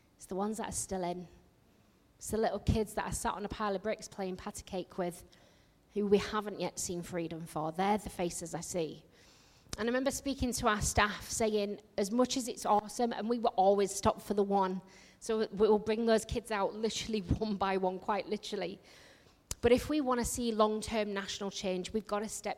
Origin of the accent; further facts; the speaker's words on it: Yorkshire and the Humber, United Kingdom; accent: northerner; I come from Yorkshire